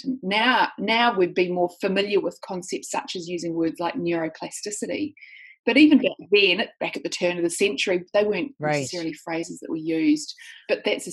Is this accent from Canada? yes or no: no; New Zealand; now in Sydney, Australia; Well, I live in Sydney, Australia, but I'm actually a New Zealander. So I grew up in New Zealand